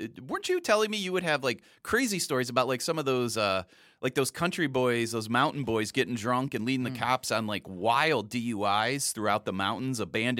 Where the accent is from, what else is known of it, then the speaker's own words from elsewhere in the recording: Chicago, Illinois, United States; as a Chicagoan, I'm always flabbergasted that they arrested you for public intoxication.